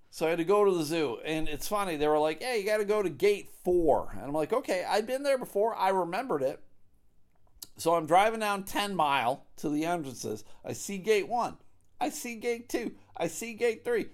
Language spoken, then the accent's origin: English; United States; as an American who pays taxes